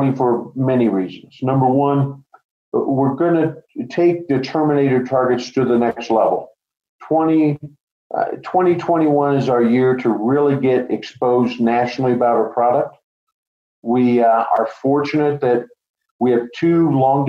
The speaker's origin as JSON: {"language": "English", "region": "Colorado", "country": "United States", "said": "I'm a fifth generation Coloradoan. So I am from Colorado"}